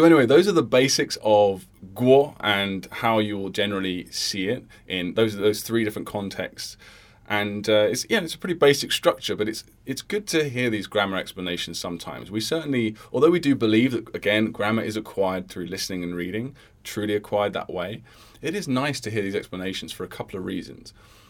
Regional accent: Sydney, New South Wales, Australia; I'm from Sydney, Australia, and I started learning Mandarin by osmosis about 4 years ago when I started dating my to-become-in-the-future wife.

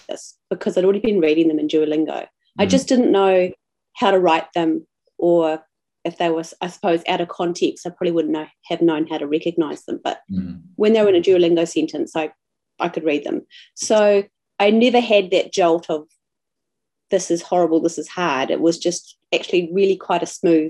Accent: New Zealand; I'm a New Zealander, living in the South Island, in a very small little town

